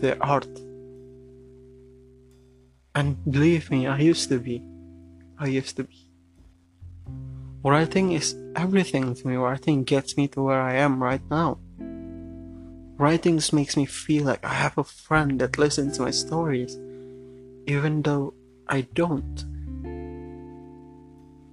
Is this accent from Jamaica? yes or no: no; Jakarta, Indonesia; English is a second language; I'm born and raised in Jakarta. Jakarta is my home, but I write in English, and it's not my first language